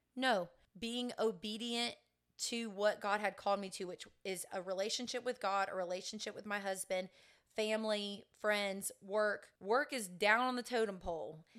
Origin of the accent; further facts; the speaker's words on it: Sebring, Florida, United States; I'm from Central Florida, grew up in Sebring